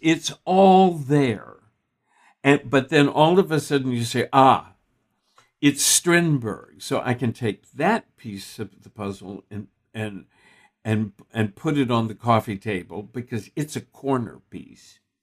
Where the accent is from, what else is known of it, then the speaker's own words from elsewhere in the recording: Texas, United States; I grew up in Texas